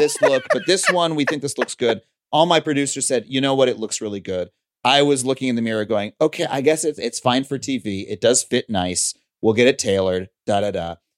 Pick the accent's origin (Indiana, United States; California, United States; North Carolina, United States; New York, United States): New York, United States; Long Island; moved away as an adult; now in Los Angeles, United States; I grew up on Long Island, but my my dad grew up in Florida. My mom grew up in Michigan